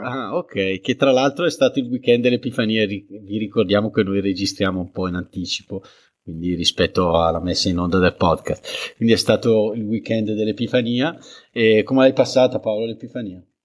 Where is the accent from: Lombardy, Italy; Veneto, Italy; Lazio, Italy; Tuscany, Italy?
Lombardy, Italy; Bergamo; come capirete dall'accento, che sono di Bergamo